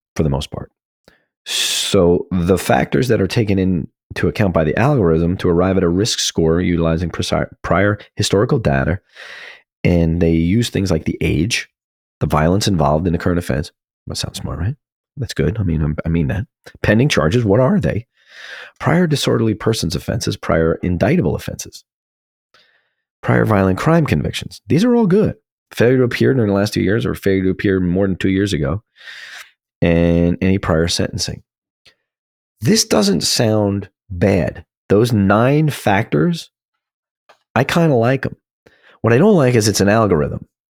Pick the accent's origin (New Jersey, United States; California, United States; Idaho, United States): New Jersey, United States; my home state of New Jersey